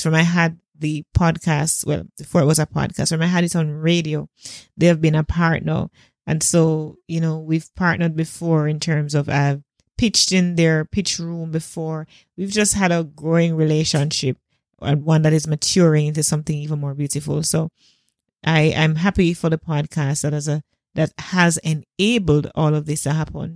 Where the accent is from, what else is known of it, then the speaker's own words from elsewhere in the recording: Jamaica; as a Jamaican